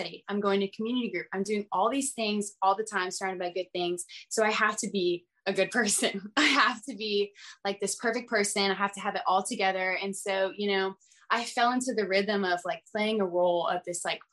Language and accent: English; outside of Atlanta, Georgia, United States; I grew up outside of Atlanta, my whole life.